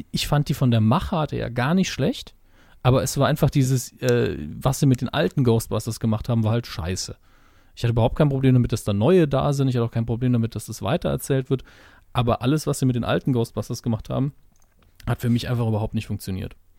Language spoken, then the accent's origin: German; Saarland, Germany; Ich bin Saarländer, das ist mit dem S immer sehr problematisch bei uns